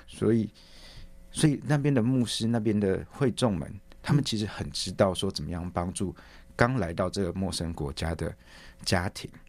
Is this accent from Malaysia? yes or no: no; Taiwan; moved away as an adult; now in Scotland, United Kingdom; 跟家人一起团聚，然后也顺便回来投票，来参与台湾的未来